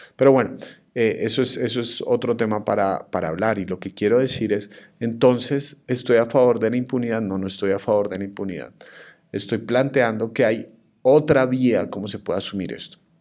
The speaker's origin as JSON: {"language": "Spanish", "country": "Colombia", "said": "mi país"}